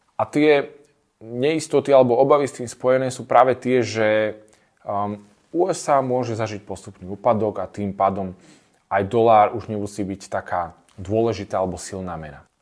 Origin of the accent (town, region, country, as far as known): Slovakia